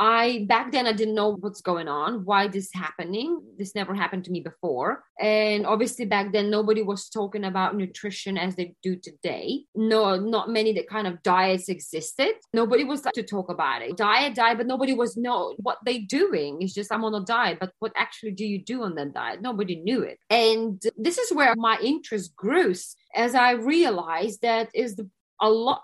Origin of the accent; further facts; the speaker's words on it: Lithuania; now in London, United Kingdom; originally, I'm from Lithuania